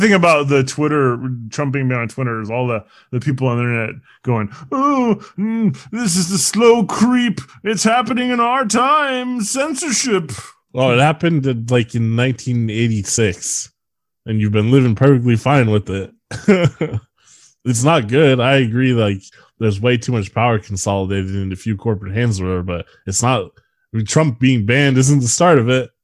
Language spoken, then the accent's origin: English; United States